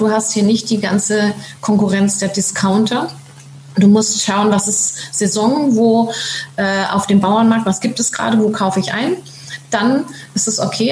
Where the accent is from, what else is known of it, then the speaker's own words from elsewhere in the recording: Germany; moved away as an adult; now in Tenerife, Spain; weil wir so gerne ausgewandert sind und fanden es auch so toll, für Kinder hier aufzuwachsen